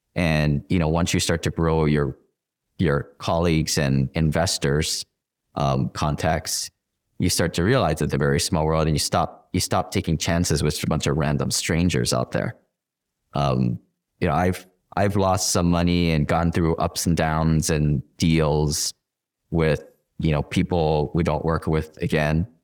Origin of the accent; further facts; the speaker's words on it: Hawaii, United States; I'm from Hawaii. Everybody is kind of knows each other. It's like family. It's Ohana